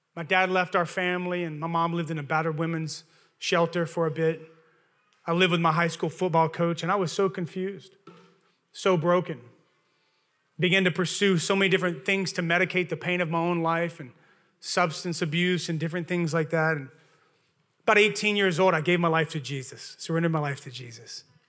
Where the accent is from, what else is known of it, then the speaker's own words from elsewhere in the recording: Louisiana, United States; accent: Southern; moved away; I'm from Louisiana originally